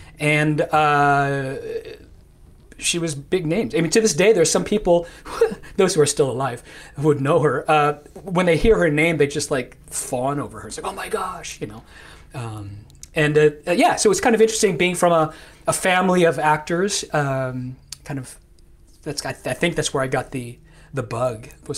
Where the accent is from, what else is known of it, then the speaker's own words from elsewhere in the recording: Gary, Indiana, United States; moved away; also born or lived in Bloomington, Indiana; I'm originally from Indiana, actually. I was born and raised in Indiana, Gary, Indiana, to be specific. And I come from a large, Catholic Filipino family. Born and raised Catholic